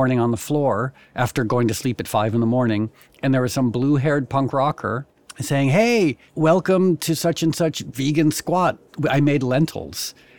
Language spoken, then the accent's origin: English; Connecticut, United States; I was introduced to punk rock veganism 30 minutes away from where you were, even though I was from Connecticut.